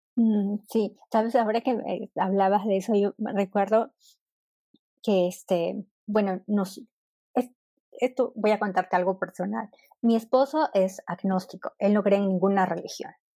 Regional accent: Peru; moved away as an adult; now in Berlin, Germany; yo soy de Perú y ya este año cumplo cinco años en Berlín

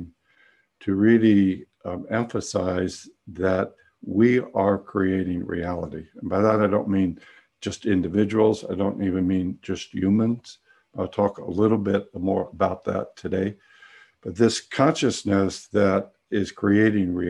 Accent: San Francisco, California, United States; I grew up in San Francisco and came of age in the late 60s

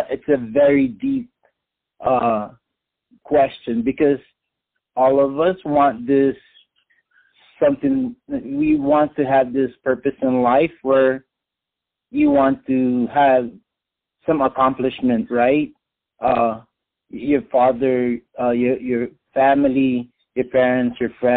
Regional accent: Philippines; I'm Filipino

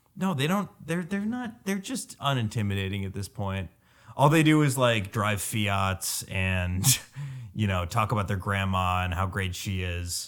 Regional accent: New Jersey, United States; moved away; When I grew up in New Jersey, it was in the eighties

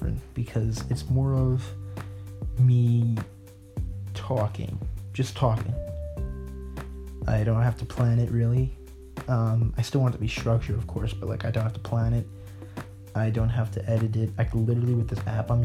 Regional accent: New Jersey, United States; I am 16 years old, and I am from New Jersey

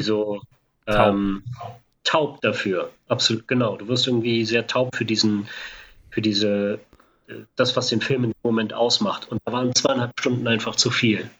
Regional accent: Berlin, Germany; als Berliner

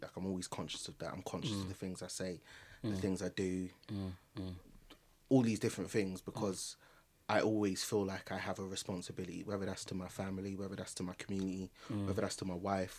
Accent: Nigeria; Like, it was, one, like, I'm Nigerian, so I've been to so many weddings.

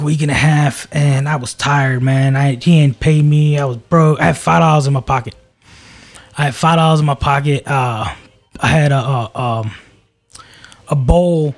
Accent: Maryland, United States; moved away; I'm not from around here. You know, I'm from Maryland.

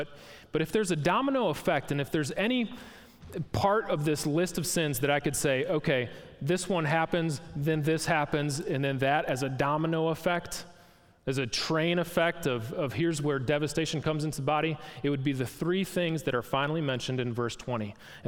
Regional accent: Packer country, Wisconsin, United States; moved away; I'm from Packer country up north

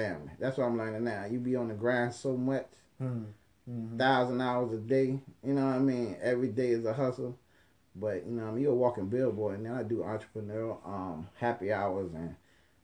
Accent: Norfolk, Virginia, United States; also born or lived in Philadelphia, Pennsylvania / Atlanta, Georgia; I was born in Norfolk, back and forth to Philly to about third grade. Stayed in Norfolk for a minute. Majority of my life.

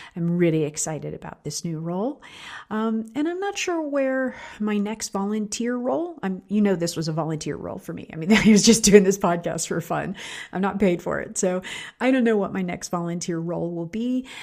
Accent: Pittsburgh, Pennsylvania, United States; my hometown of Pittsburgh, Pennsylvania

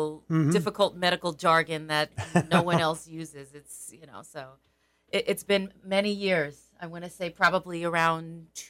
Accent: Monticello, New York, United States; also born or lived in Liberty, New York; Born and raised in Sullivan County, first Liberty till I was 10, and then here I am in Monticello.

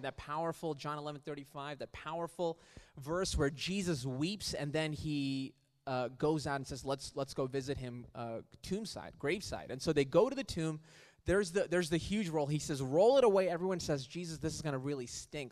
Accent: Riyadh, Riyadh Province, Saudi Arabia; moved away; I grew up in Riyadh in Saudi Arabia

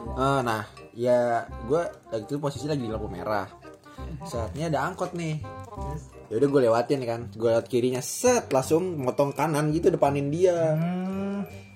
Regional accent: Bekasi, West Java, Indonesia; Gua anak SMP 3 SMP Negeri tiga Bekasi

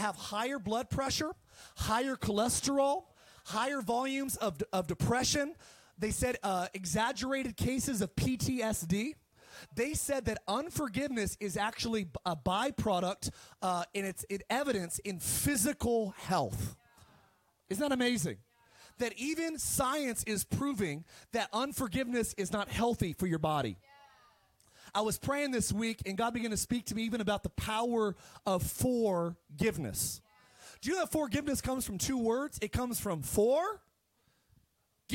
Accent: Palmdale, California, United States; moved away; also born or lived in Eagle Rock, Los Angeles / Idaho; I grew up in Palmdale, and we didn't have a whole lot

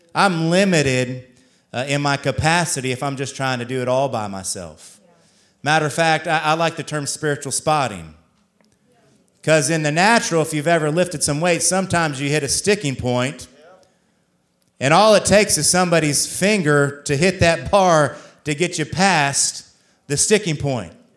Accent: Columbus, Ohio, United States; now in St. Augustine, United States; I'm from the Columbus area

